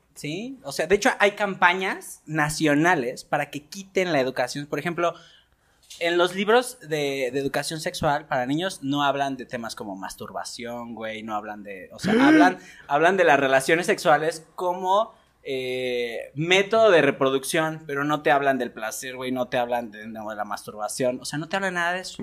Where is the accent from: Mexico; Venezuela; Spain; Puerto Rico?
Mexico; cómo fuimos educados como mexicanos